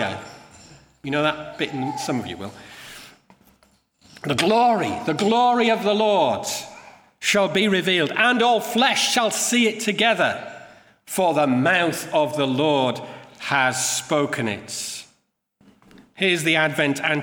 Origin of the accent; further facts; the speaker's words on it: Yorkshire and the Humber, United Kingdom; I come from Yorkshire